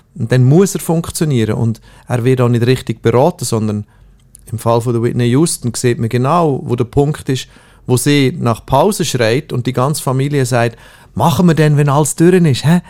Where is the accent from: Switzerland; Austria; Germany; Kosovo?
Switzerland; ich komme aus der Schweiz